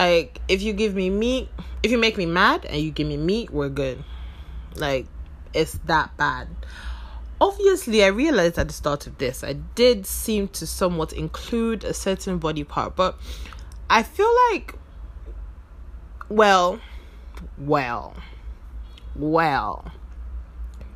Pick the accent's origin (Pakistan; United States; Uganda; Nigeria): Nigeria; the South, southern Nigeria; now in Abuja, Nigeria; I live in Abuja, Nigeria, although I am originally from the South